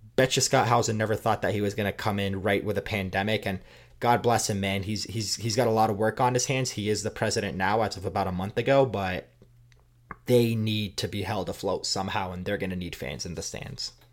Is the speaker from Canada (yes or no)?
yes; Canada; I'm Canadian